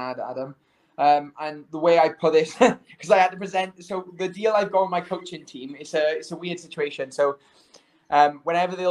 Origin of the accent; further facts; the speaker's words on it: United Kingdom; I'm a Brit